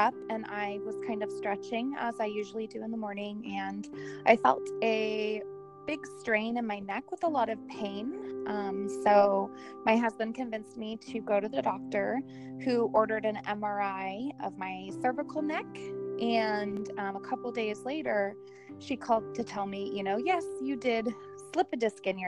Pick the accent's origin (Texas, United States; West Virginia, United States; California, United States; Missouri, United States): California, United States; Southern; also born or lived in Orange County, California; now in Napa Valley, United States; I grew up in Southern California